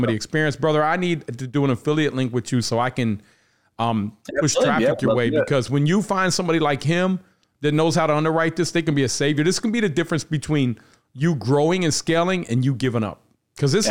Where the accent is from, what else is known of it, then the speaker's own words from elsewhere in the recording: Cincinnati, Ohio, United States; I'm from Cincinnati